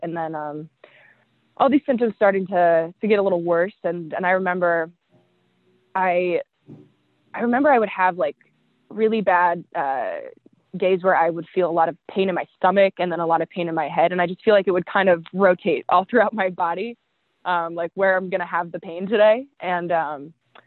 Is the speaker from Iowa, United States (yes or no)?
no; Riverside, California, United States; now in Los Angeles, United States; I grew up in Riverside, California, which is about an hour and a half inland from LA.